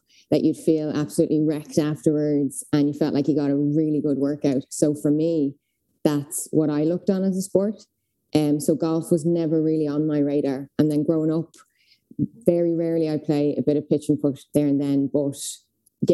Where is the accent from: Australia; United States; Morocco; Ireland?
Ireland; Dublin, Leinster; I am from Dublin.